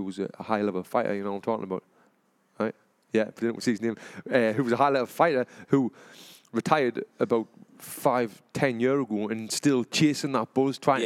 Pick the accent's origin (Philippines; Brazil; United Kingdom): United Kingdom; Sunderland, North East England; moved away as an adult; I come from Sunderland in England